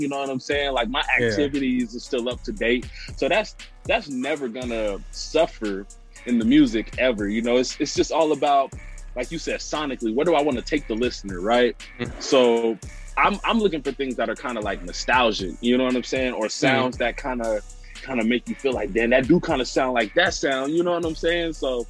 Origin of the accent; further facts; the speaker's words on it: Brooklyn, New York, United States; You know, we grew up in the Brook together.